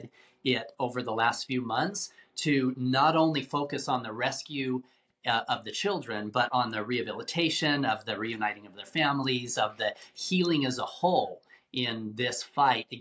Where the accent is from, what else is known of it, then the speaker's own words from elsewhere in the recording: Salt Lake City, Utah, United States; I grew up in Salt Lake City, Utah